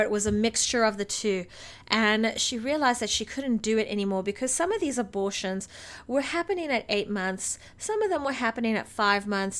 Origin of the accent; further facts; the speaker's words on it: South Africa; as a South African